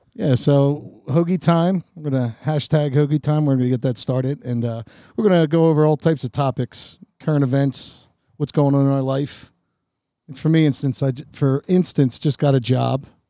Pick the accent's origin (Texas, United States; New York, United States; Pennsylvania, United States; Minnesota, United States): Pennsylvania, United States; Collingdale; Growing up in Collingdale was really cool